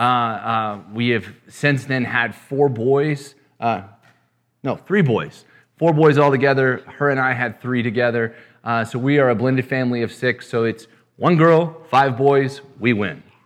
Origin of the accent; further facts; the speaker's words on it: West Texas, United States; I'm originally from West Texas, too